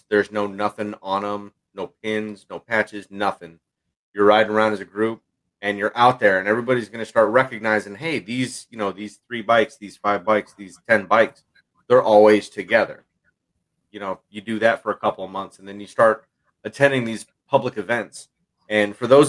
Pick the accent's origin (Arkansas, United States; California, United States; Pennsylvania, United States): California, United States; Southern; moved away; I come from Southern California